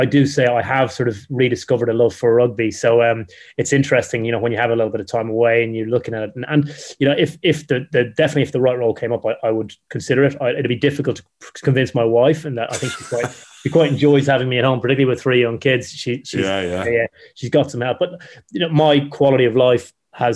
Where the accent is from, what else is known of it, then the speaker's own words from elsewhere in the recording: Ireland; I'm Irish